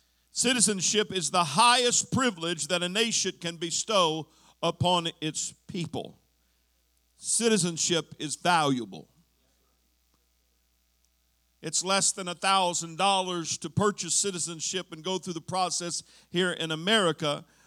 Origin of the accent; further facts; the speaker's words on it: Longview, Texas, United States; born there; I was born in Longview, Texas, at Good Shepherd Hospital, and I have a birth certificate that shows